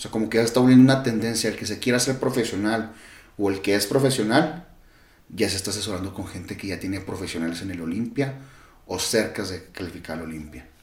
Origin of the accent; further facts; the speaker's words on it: Mexico; yo como buen mexicano